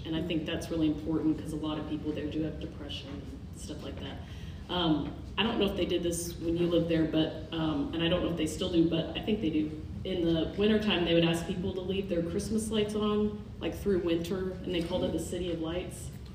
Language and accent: English; Anchorage, Alaska, United States; we're from Anchorage